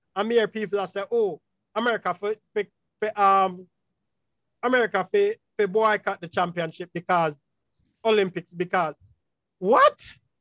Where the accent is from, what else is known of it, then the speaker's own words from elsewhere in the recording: Jamaica; I'm a Jamaican